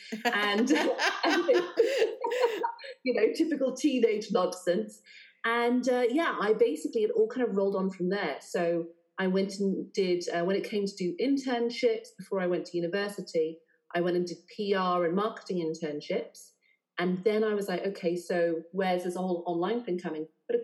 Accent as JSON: {"language": "English", "region": "South West England", "country": "United Kingdom", "lives_now": "London, United Kingdom", "said": "So, yeah, but I'm not from here. I'm actually from right down the southwest."}